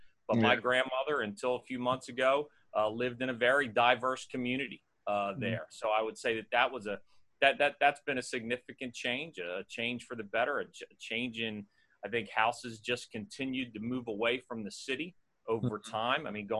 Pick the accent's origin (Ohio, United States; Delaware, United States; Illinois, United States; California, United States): Delaware, United States; Elsmere; I grew up in Ellesmere. Both my mom and dad are local. My dad grew up in Richardson Park, a walking distance of Conrad. My mom grew up in Ellesmere. I was born, in Ellesmere and bounced around at a couple places.